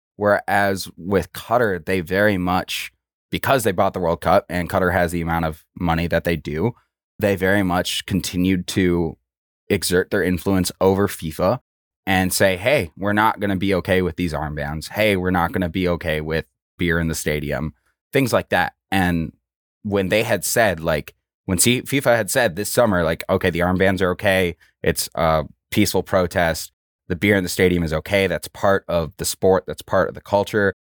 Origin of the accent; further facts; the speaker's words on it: Minnesota, United States; I'm from Minnesota.